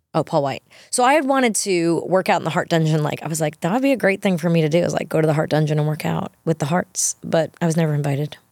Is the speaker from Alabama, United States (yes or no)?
no; New York, United States; moved away as an adult; also born or lived in Los Angeles; I, too, only went to World because I grew up in New York